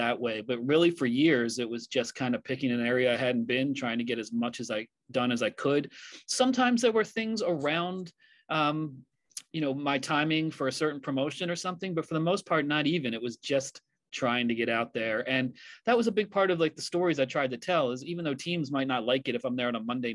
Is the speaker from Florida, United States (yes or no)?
no; Philadelphia, Pennsylvania, United States; now in New York City, United States; I grew up in the Philadelphia area. I live in New York City